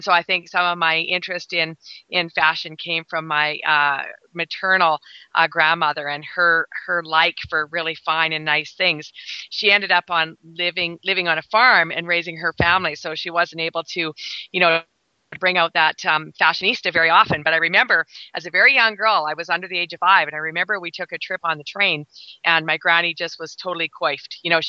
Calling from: Black Falls, Alberta, Canada; I'm broadcasting today from Black Falls, Alberta, Canada.

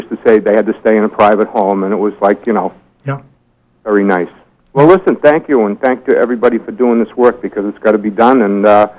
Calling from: Newcastle, Maine, United States; Hi, good morning. … from Newcastle, and I had a question for Sonny.

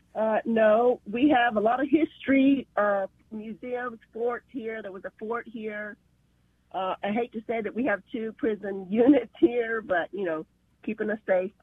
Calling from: Fort Stockton, Texas, United States; I'm calling from Fort Stockton, Texas

